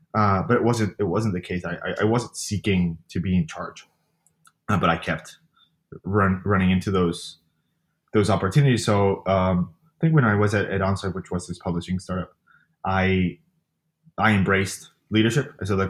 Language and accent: English; Colombia; now in New York City, United States; I live in New York City. I moved here from Colombia a while ago, about 10 years ago.